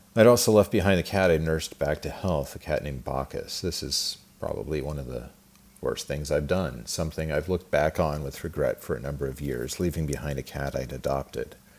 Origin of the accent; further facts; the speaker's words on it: Twin Falls, Idaho, United States; I was born in Twin Falls, Idaho, at the Magic Valley Regional Medical Center on April 15th, 1974